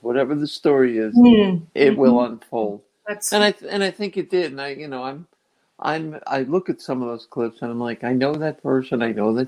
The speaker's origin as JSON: {"language": "English", "town": "Fairview", "region": "New Jersey", "country": "United States", "tie": "born or raised there", "also_born_or_lived": "Englewood, New Jersey", "said": "I was born in Jersey, in North Jersey, in Englewood, and I was raised in Fairview, New Jersey."}